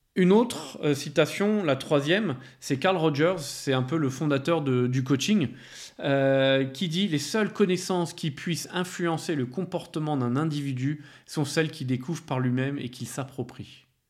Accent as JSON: {"language": "French", "country": "France", "said": "je suis français"}